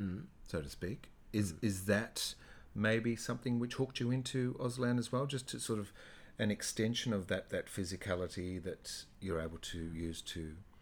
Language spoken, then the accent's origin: English; country Victoria, Australia; I grew up in country Victoria